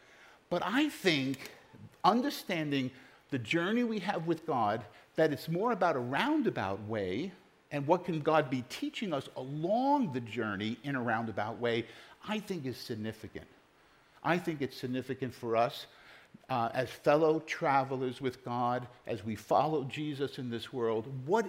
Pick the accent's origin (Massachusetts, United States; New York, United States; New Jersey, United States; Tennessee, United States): New York, United States; New York City; now in Pennsylvania, United States; Growing up in New York City, I just knew which letter subway to take.